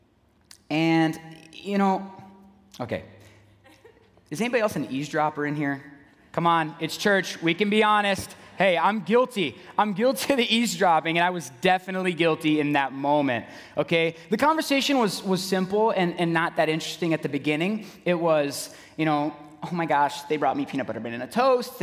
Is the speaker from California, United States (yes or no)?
yes; San Diego, California, United States; moved away as an adult; also born or lived in Knoxville, Tennessee; now in Waukesha, United States; Originally, I'm from San Diego, California